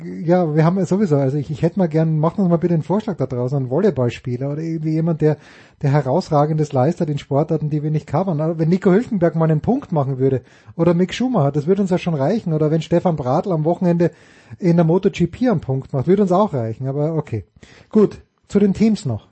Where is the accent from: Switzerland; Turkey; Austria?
Austria; als Österreicher